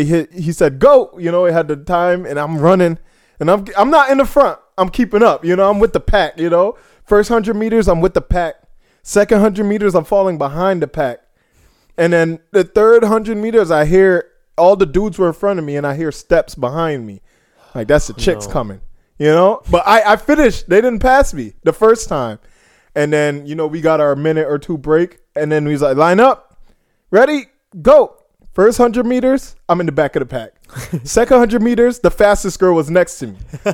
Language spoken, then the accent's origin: English; Jamaica; I'm Jamaican.